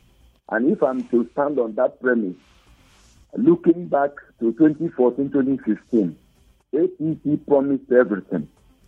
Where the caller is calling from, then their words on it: Jos, Plateau, Nigeria; is calling you from Jos.